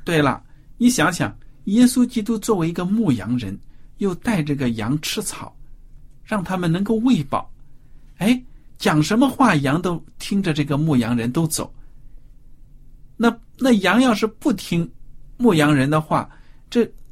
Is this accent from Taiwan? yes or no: no; China; 我们中国人